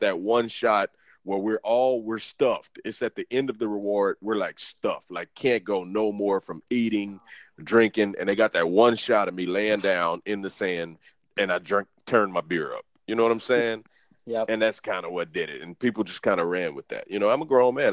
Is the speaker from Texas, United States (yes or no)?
yes; Beaumont, Texas, United States; now in Houston, United States; I'm from Beaumont. I'm from a small town.